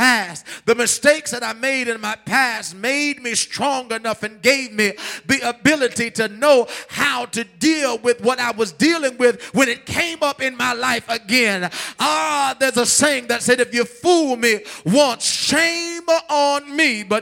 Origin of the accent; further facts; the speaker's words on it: New York, United States; now in Milwaukee, United States; I, I came from New York.